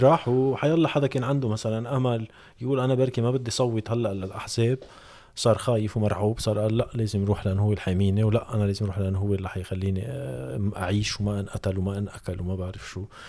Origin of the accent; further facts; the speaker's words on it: Lebanon; نحن كلبنانيه